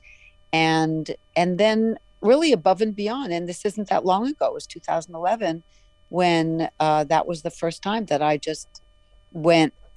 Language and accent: English; Arizona, United States; making films growing up in Arizona because there was nothing else